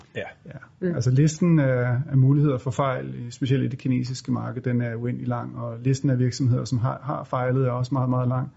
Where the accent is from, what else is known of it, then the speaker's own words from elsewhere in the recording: Denmark; vi er jo danskere, os tre stifter